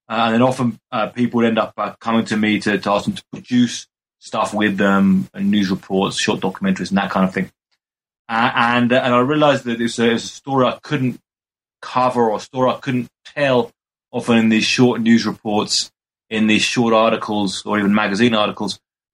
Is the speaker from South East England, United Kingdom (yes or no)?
yes; Brighton, South East England, United Kingdom; now in Mexico; Partly growing up in Brighton, England, is a place with a very high consumption of drugs.